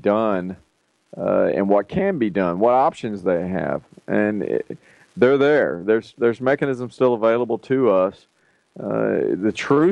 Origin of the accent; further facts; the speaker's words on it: Texas, United States; I'm a Texan first